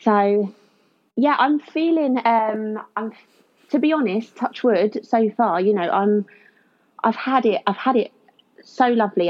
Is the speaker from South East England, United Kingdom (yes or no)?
yes; Kent, South East England, United Kingdom; now in Leicester, United Kingdom; I'm originally from Kent, even though I live in Leicester now